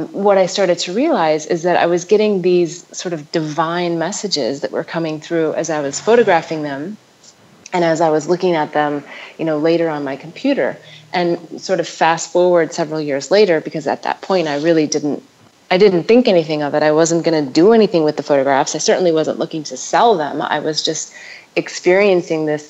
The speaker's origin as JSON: {"language": "English", "region": "North Dakota", "country": "United States", "tie": "born or raised there", "also_born_or_lived": "Denver / Nevada", "moved": "yes", "lives_now": "Ubud, Indonesia", "said": "growing up in North Dakota"}